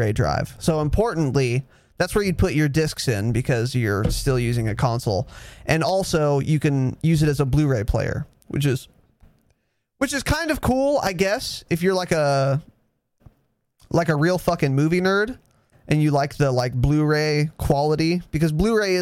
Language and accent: English; United States; I'm American